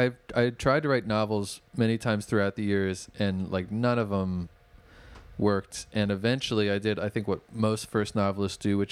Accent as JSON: {"language": "English", "town": "Bethlehem", "region": "Pennsylvania", "country": "United States", "tie": "born or raised there", "also_born_or_lived": "New York City / Northampton, Pennsylvania", "moved": "yes", "said": "I'm from Bethlehem. I was born here."}